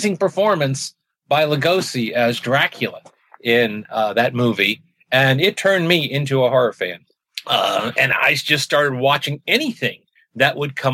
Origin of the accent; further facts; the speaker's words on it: New York, United States; I grew up in New York in the early 60s